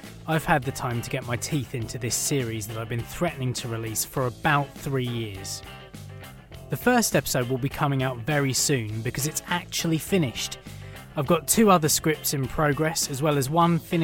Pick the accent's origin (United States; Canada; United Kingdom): United Kingdom; I'm British